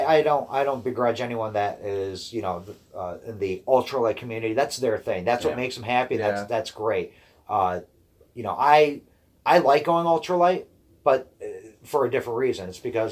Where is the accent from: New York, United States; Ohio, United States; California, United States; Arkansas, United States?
Ohio, United States; Brecksville; my hometown in Brecksville